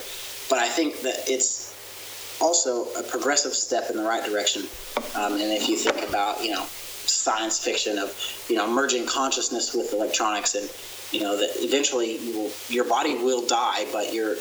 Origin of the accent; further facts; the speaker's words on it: Oklahoma, United States; I grew up in Oklahoma, a Bible Belt Christian, went to church every Sunday